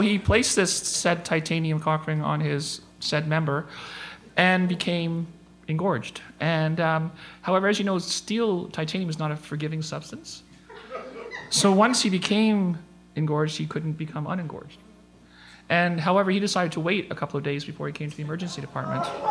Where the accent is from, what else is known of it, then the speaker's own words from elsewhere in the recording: Northern Ontario, Canada; I grew up in Northern Ontario